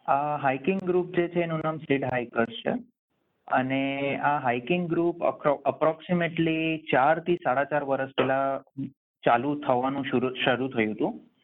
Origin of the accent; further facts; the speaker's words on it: India; now in Sydney, Australia; હું ઇન્ડિયન છું